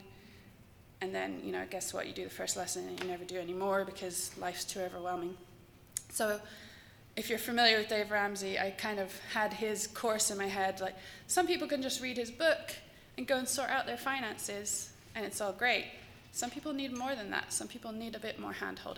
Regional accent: England, United Kingdom; I'm English

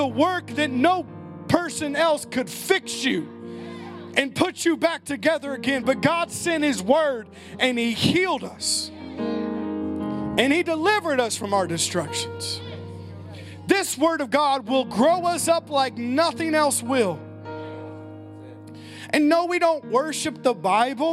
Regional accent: United States; as American Christians

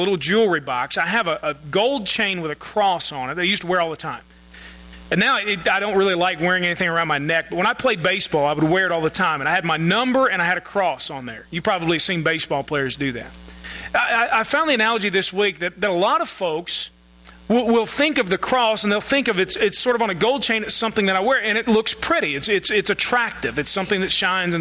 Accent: United States; we as American Christians

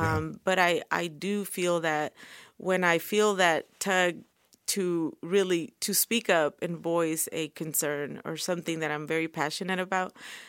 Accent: California, United States; now in Oklahoma, United States; But then a lot of them, they like my family, we came from California. And so they have migrated little by little to Oklahoma.

